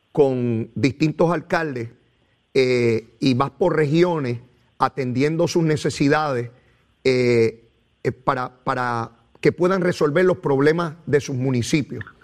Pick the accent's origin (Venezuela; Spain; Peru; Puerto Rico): Puerto Rico; Arroyo; y yo soy de Arroyo, ¿Cómo yo no me entero de lo que está ocurriendo allí?